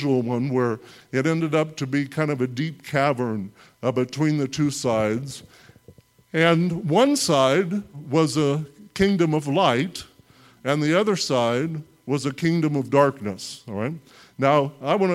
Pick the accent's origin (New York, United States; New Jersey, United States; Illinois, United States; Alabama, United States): Illinois, United States; central; I grew up in Illinois, all right, in central Illinois in like the 80s and 90s